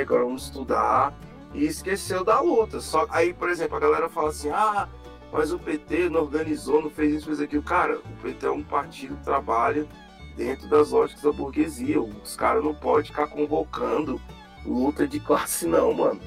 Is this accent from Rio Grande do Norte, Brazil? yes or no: no; Brasília, Federal District, Brazil; Eu, eu nasci e fui criado na QNL, Taguatinga